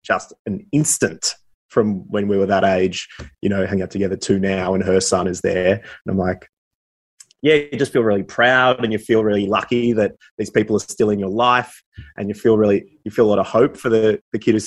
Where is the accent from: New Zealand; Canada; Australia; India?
Australia; Warrnambool, Victoria; moved away; I was back in my hometown of Warrnambool a fair bit.